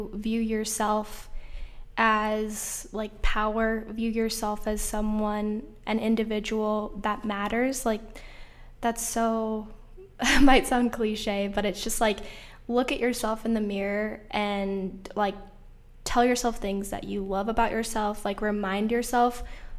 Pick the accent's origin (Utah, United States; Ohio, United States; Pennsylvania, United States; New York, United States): Utah, United States; Salt Lake City; I grew up in Salt Lake City, where I went to a high school that was predominantly white